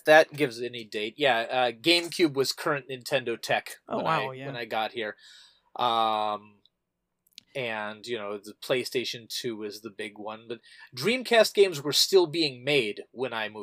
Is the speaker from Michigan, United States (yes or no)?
no; Wisconsin, United States; now in Japan; I'm originally from Wisconsin